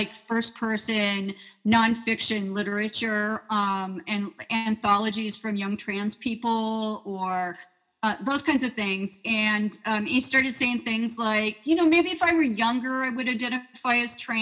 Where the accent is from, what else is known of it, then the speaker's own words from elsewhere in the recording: Idaho, United States; moved away; We're both from Idaho originally, different parts of the state